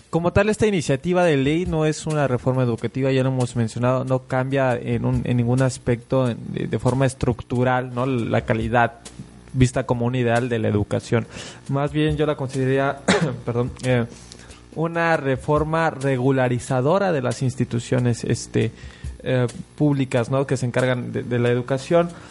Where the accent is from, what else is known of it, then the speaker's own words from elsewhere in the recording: Mexico; como mexicanos